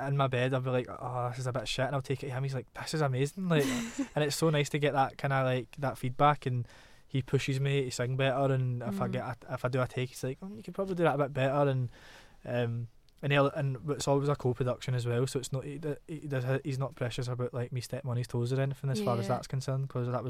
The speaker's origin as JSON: {"language": "English", "town": "Glasgow", "region": "Scotland", "country": "United Kingdom", "said": "Glasgow, like the bullshit-o-meter is so potent. Like, every time I come home, my mum's like, check my accent to make sure it's still in check. I could never change my accent"}